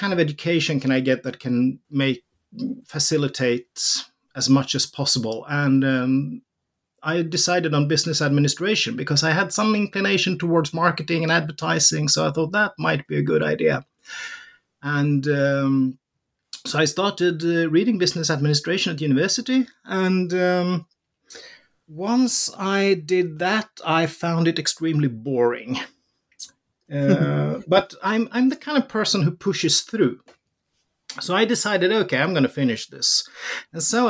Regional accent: Sweden; Born in the early 70s, raised in Sweden, growing up in the Swedish welfare society

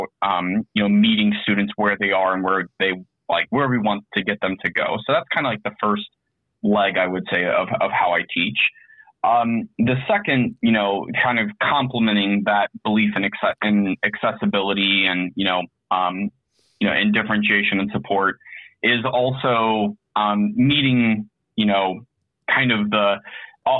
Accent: Indianapolis, Indiana, United States; I'm an educator from Indianapolis, Indiana

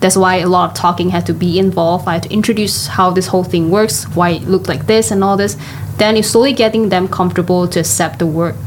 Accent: Johor, Malaysia; now in Kuala Lumpur, Malaysia; I'm originally from Johor and I work in KL for more than 10, 15 years already.

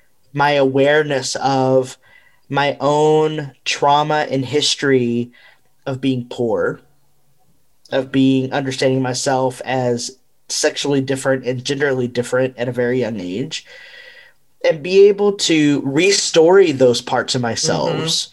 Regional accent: United States; I'm Mexican American. And so, you know, I've for a long time been on this journey to understand, you know, my ancestral line

